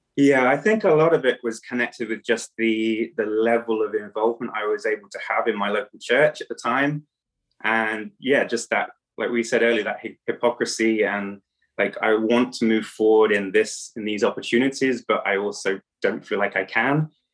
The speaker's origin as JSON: {"language": "English", "region": "England", "country": "United Kingdom", "moved": "as an adult", "lives_now": "Romania", "said": "I am from England, but actually living in Romania. I've been living in Romania for over ten years."}